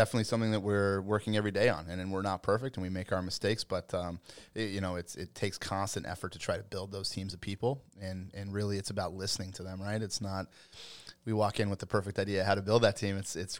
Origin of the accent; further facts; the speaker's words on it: Colorado, United States; I am. Born and raised in Western Colorado.